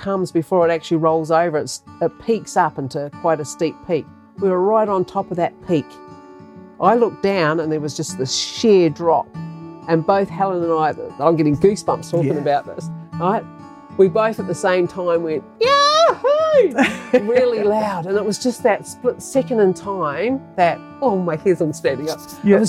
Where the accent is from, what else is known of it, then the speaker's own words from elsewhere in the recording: New Zealand; moved away as an adult; also born or lived in Yorke Peninsula, South Australia; now in Australia; I'm a Kiwi. So I grew up fishing and hunting and giving cars grease and oil changes and all that sort of stuff.